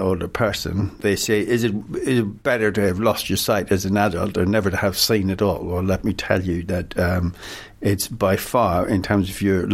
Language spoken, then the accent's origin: English; Ireland; now in London, United Kingdom; me being an Irishman